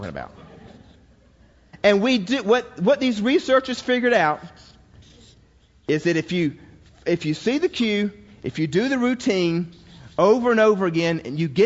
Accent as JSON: {"language": "English", "region": "Georgia", "country": "United States", "tie": "born or raised there", "said": "as a boy growing up in Georgia"}